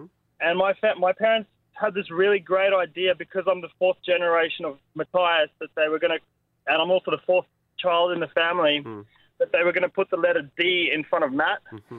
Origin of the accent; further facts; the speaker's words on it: South Africa; moved away; I'm South African by birth